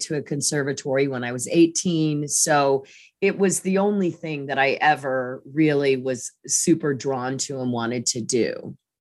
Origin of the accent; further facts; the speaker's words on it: Kansas, United States; I grew up in Kansas